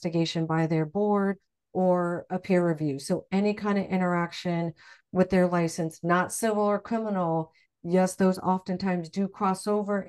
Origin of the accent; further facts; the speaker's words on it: Midwest, United States; I grew up in the Midwest